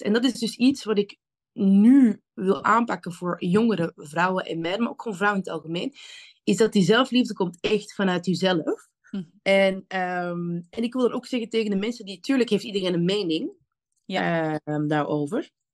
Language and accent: Dutch; Antwerp, Flanders, Belgium; now in The Hague, Netherlands; Ik ben kom oorspronkelijk uit Antwerpen